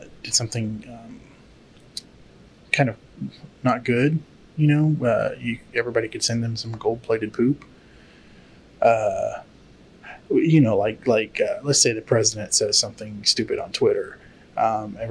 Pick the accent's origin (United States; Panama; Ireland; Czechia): United States; Texas; I grew up in Texas